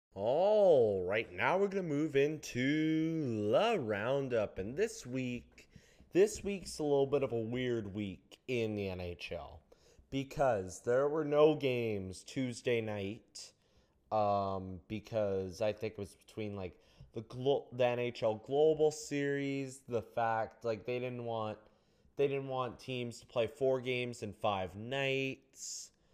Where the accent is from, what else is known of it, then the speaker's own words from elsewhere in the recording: Canada; I'm Canadian